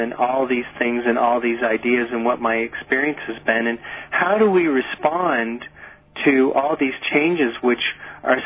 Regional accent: Nova Scotia, Canada; when I was a boy, I grew up in Nova Scotia in Canada

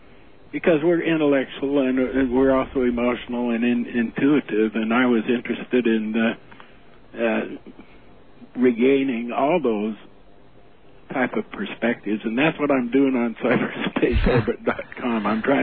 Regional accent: Utah, United States; moved away as an adult; my background is I came from Utah down into California in about 1966 to teach college.

